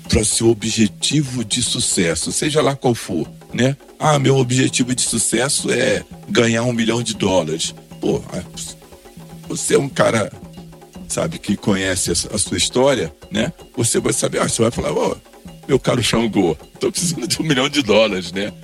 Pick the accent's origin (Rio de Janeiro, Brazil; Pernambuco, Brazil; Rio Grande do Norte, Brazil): Rio de Janeiro, Brazil; Duque de Caxias; moved away; also born or lived in São Paulo; voltar à Baixada Fluminense, onde eu nasci. Sou nascido em Caxias, em 1956